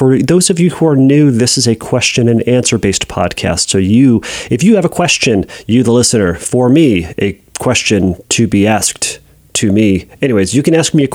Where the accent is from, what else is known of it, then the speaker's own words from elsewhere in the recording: United States; I'm an American